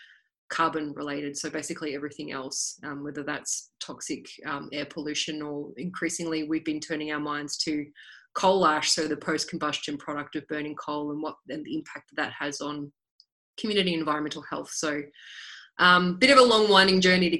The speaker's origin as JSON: {"language": "English", "area": "Latrobe Valley", "region": "Victoria", "country": "Australia", "tie": "born or raised there", "said": "I grew up in the Latrobe Valley in Victoria"}